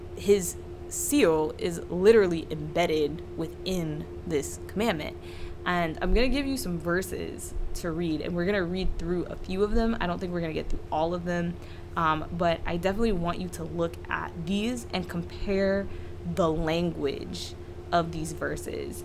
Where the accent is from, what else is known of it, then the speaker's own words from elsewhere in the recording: South Carolina, United States; I grew up in South Carolina where they have blue laws